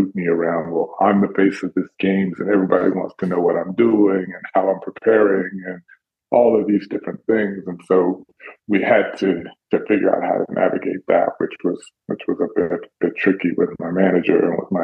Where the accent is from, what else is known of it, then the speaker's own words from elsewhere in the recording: Dallas, Texas, United States; I'm from Dallas, so it's not my city